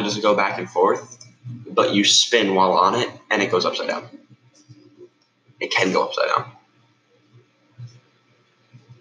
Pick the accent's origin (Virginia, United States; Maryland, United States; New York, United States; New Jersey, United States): New Jersey, United States; now in Orlando, United States; I am from New Jersey. I moved to Orlando a while ago